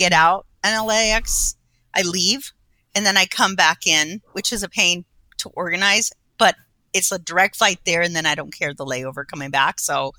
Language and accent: English; Colombia; now in United States; I'm from Colombia. What's that going to mean when, you know, they see my passport that I'm American passport, but born over there.